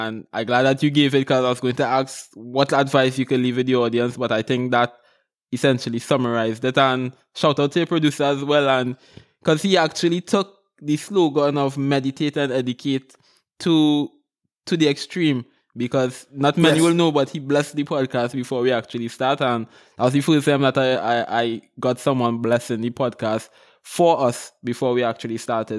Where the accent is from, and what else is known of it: Trinidad & Tobago; now in Cayman Islands